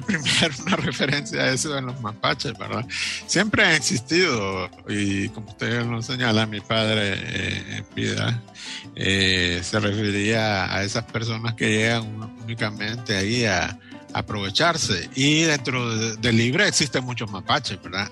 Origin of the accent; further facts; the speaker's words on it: Honduras; somos los hondureños que trabajamos día a día